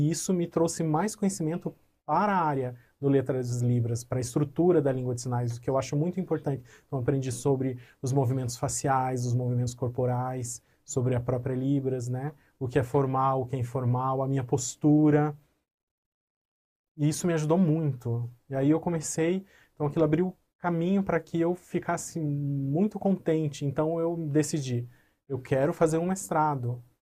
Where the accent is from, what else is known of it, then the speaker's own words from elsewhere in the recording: Paraíba, Brazil; born there; now in Paraná, Brazil; Eu nasci, eu não nasci aqui no Paraná, eu nasci na Paraíba, e eu mudei para cá, para o Paraná, uhum. recentemente.